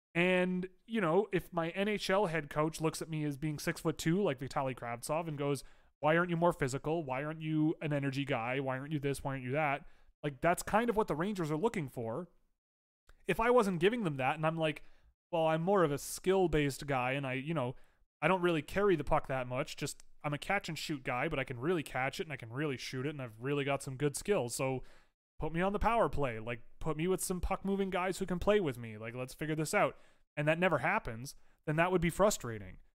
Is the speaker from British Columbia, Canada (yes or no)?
no; Toronto, Ontario, Canada; I'm a Canadian. I'm from Toronto